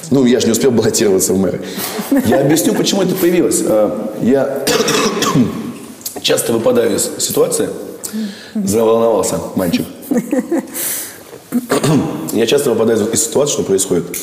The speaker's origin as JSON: {"language": "Russian", "region": "Moscow", "country": "Russia", "said": "Я москвич, угу. я люблю свой город."}